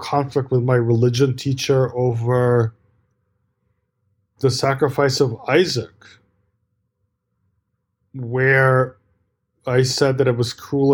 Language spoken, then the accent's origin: English; New York, United States; also born or lived in Soviet Union; we came to New York, and I grew up in New York